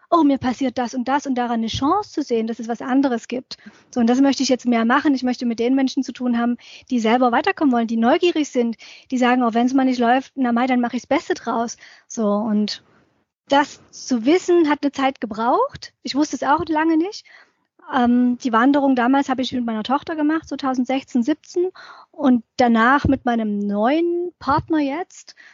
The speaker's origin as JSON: {"language": "German", "town": "Dresden", "region": "Saxony", "country": "Germany", "tie": "born or raised there", "said": "Ich bin ja aufgewachsen in Dresden und da sind wir oft als Jugendliche in diese nahegelegene sächsische Schweiz abgehauen, übers Wochenende"}